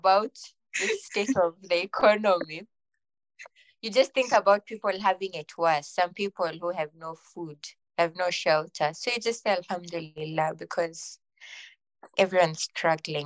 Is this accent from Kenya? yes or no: yes; Kenya; Being Kenyan